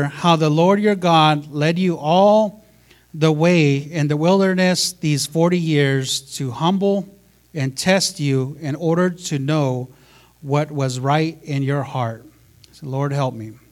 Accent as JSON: {"language": "English", "country": "United States", "said": "I'm Native American, right? I'm so Native."}